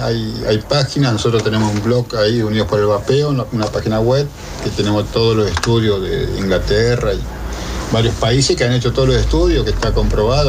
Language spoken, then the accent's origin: Spanish; González Catán, Buenos Aires Province, Argentina; González Catán La Matanza